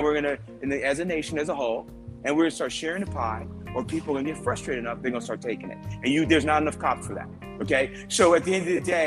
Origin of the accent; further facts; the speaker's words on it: Jamaica; now in United States; I was born in Jamaica.